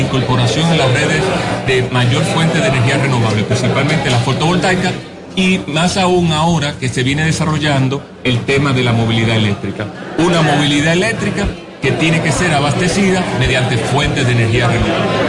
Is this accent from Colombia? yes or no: no; Dominican Republic; en nuestro país, República Dominicana